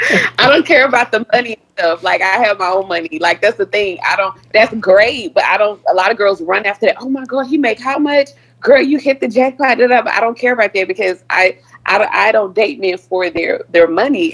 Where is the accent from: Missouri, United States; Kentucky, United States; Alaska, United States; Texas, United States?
Texas, United States; Houston; I'm from Third Ward, you know. I'm from the hood